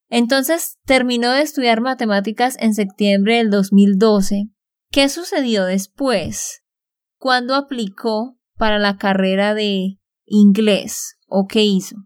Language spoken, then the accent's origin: Spanish; Santander, Colombia; de Santander, Colombia